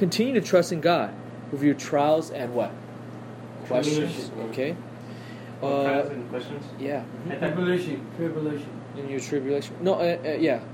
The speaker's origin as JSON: {"language": "English", "country": "United States", "said": "I am so spoiled as an American."}